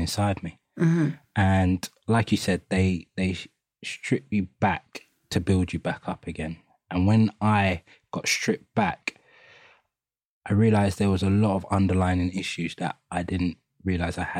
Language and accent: English; London, United Kingdom; accent: East London; …, we grew up in East London, Hackney, three out of the four of us.